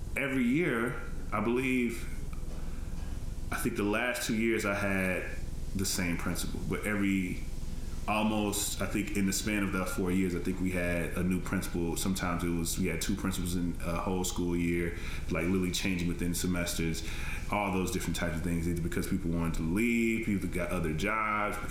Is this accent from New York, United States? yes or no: no; Tennessee, United States; I'm from Tennessee and I went to school in Tennessee